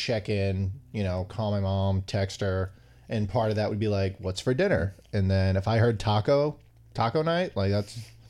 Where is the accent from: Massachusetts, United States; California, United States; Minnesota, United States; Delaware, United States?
Massachusetts, United States; Somerville; born or raised there